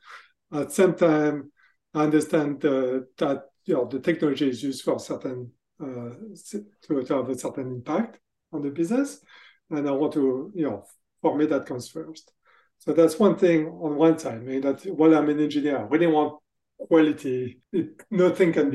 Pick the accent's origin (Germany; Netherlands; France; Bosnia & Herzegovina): France; accent: French; English is a second language; moved away as an adult; also born or lived in Texas, United States; now in Boston, United States; As you can hear from my accent, actually, I'm from France. So I grew up in France, but I spent most of my professional careers in the US